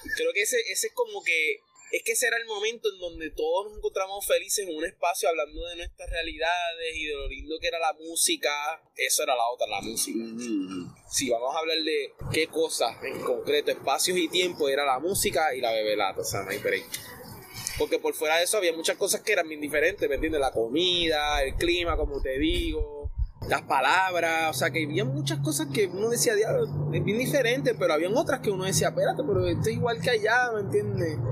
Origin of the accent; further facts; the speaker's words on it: Puerto Rico; also born or lived in Argentina; el ser puertorriqueño